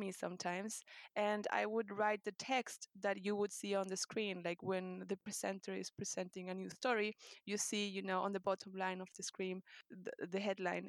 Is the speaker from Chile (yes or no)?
yes; Santiago, Santiago Metropolitan Region, Chile; first language Spanish; English is a second language; moved away as an adult; also born or lived in Berlin, Germany; now in London, United Kingdom; Santiago de Chile, and I have been London-based since 2014